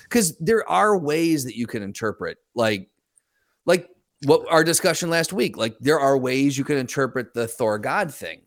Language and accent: English; United States; now in Grand Rapids, United States; Currently, I would say Grand Rapids, but I'm from the Quad Cities